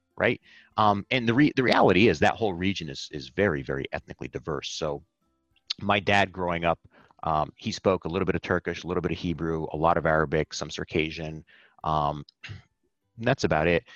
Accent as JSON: {"language": "English", "country": "United States", "tie": "born or raised there", "said": "I was born in the United States"}